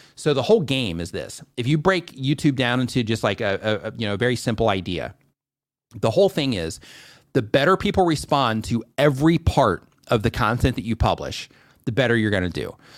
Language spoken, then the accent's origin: English; United States; moved away; I'm an American.